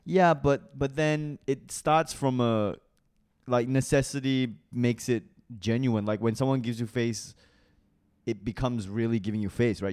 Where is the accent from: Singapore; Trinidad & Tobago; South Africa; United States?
Singapore; accent: international school accent; moved away as an adult; also born or lived in Malaysia / Australia; I was, like, born in Malaysia, but I'm ethnically Chinese. And I grew up in Singapore.